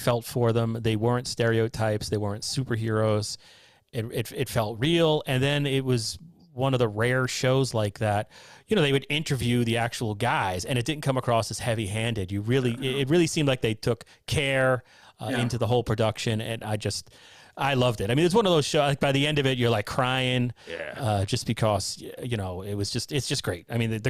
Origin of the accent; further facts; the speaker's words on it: United States; I'm an American.